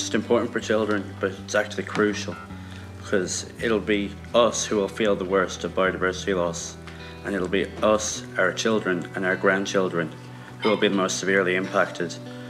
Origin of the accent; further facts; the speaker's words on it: Galway, Connacht, Ireland; I'm 14 years old and I'm from Galway.